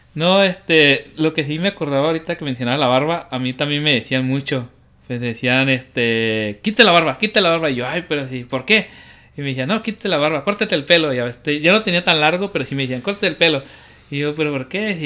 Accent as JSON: {"language": "Spanish", "country": "Mexico"}